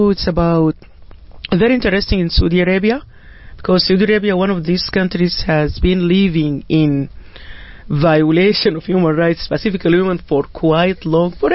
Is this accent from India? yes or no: no; Sudan; moved away as an adult; now in Canada; my home country, which is Sudan